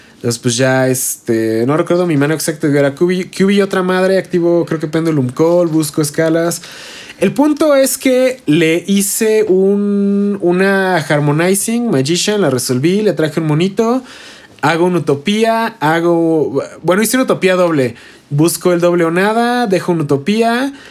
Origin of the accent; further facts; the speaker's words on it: Toluca, State of Mexico, Mexico; nosotros somos de Toluca